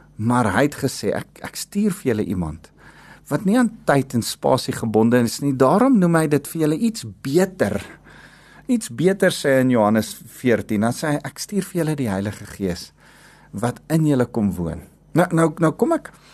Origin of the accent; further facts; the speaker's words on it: South Africa; ons agtergrond van waar ons as Afrikaners vandaan kom.